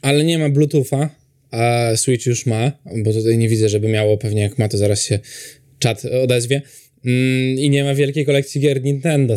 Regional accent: Poland; u nas w Europie, w Polsce

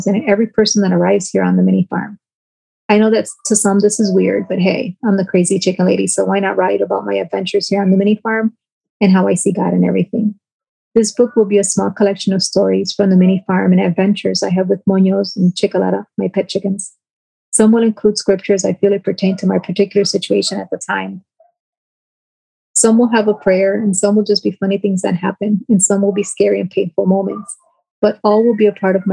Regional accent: New York, United States; accent: twang from New York; now in Flint, United States; that twang from New York

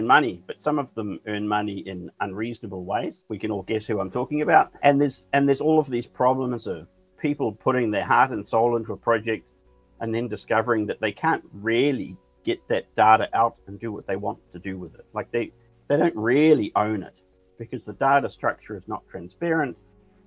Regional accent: New Zealand; moved away as an adult; now in Denmark; I'm from New Zealand, trained as an architect in New Zealand, and I live in Denmark with my family

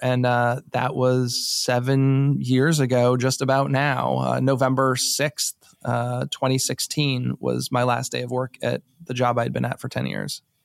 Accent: New England, United States; now in Maryland, United States; I'm not from here. I'm from New England originally

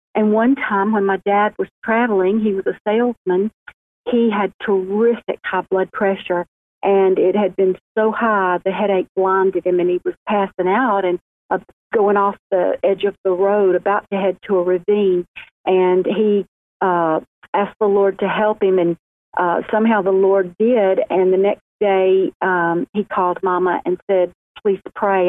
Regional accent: Montgomery, Alabama, United States; now in Birmingham, United States; I was born in Montgomery, Alabama, just a little uh, beautiful city, the capital of Alabama, and um, then moved to Birmingham uh, about 30 years ago

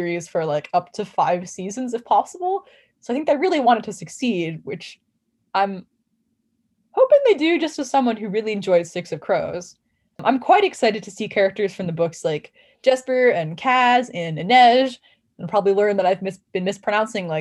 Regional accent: United States; as an American

